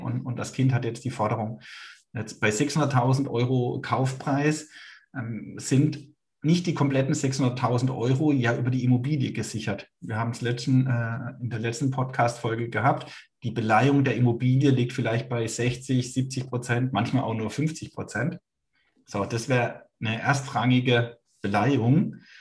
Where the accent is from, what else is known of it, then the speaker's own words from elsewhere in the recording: Baden-Württemberg, Germany; ich bin Badener